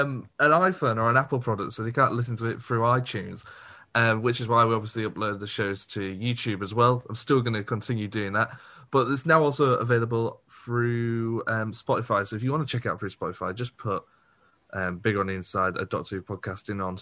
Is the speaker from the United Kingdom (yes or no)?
yes; Liverpool, North West England, United Kingdom; Anybody who looks at me knows I'm from Liverpool, let's be honest.